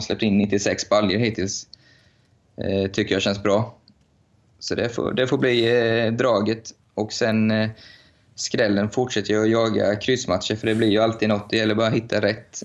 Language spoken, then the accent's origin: Swedish; Linköping, Östergötland, Sweden; i min hemstad Linköping